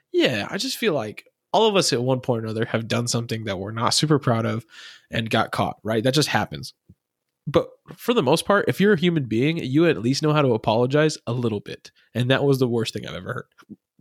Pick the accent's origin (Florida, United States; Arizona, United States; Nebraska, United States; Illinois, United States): Arizona, United States; I'm from Arizona, so everyone's spring training is here